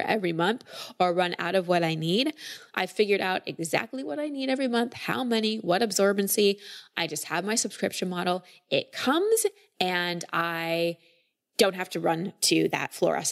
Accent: Dallas, Texas, United States; now in Encinitas, United States; I grew up in Dallas, but now my entire family's in Austin

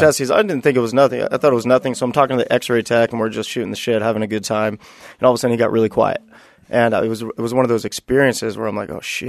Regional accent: Buena Park, California, United States; I, I grew up in, uh, Buena Park, California

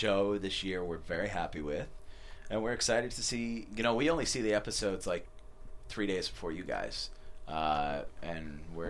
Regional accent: Boston, Massachusetts, United States; moved away; we grew up in Boston.

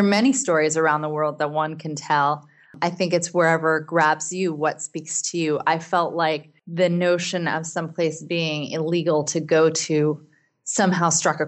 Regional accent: United States; also born or lived in Seattle, Washington; as an American citizen

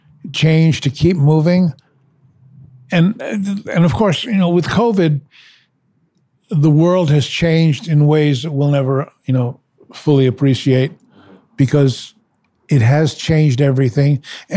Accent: New York, United States; which was a big old movie palace that I grew up going to on Saturday matinees. It was a great time to be in New York, I must say.

